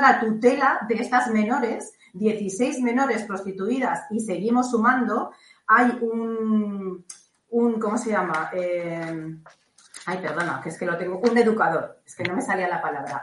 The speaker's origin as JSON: {"language": "Spanish", "region": "Catalonia", "country": "Spain", "tie": "born or raised there", "moved": "yes", "lives_now": "Balearic Islands, Spain", "said": "mi tierra natal, que yo soy catalana"}